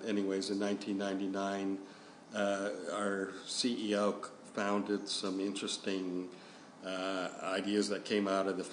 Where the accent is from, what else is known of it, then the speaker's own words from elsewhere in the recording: Cupertino, California, United States; moved away as an adult; now in Adelaide, Australia; Not born, but grew up there. Yep. So I went to high school in Cupertino, California